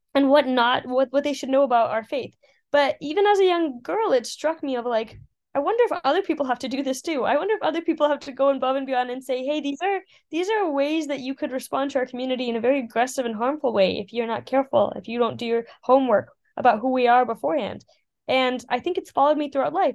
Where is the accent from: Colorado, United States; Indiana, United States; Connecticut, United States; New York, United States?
Colorado, United States; Colorado Springs; moved away as an adult; now in Oxford, United Kingdom; as a little girl growing up in Colorado Springs